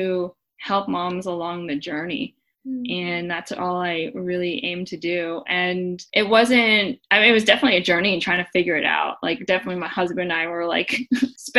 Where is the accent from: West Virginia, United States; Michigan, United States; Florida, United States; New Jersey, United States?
Florida, United States; moved away as an adult; also born or lived in New York City / Hong Kong; I am a Florida girl. I grew up in Florida